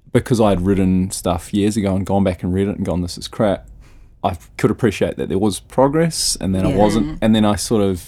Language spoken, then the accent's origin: English; Rotorua, Bay of Plenty, New Zealand; moved away; when I was back in Rotorua, my hometown